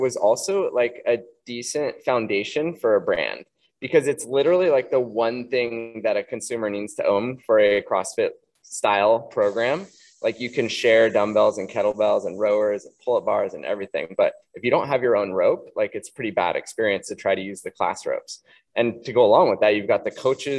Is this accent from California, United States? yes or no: yes; Santa Cruz, California, United States; we grew up in the Santa Cruz area